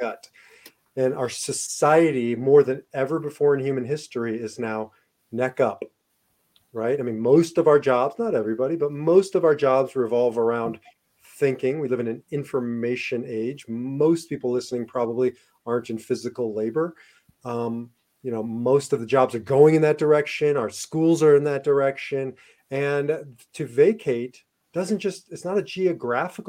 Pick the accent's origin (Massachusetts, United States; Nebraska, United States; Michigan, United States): Nebraska, United States; Omaha; growing up in Omaha, Nebraska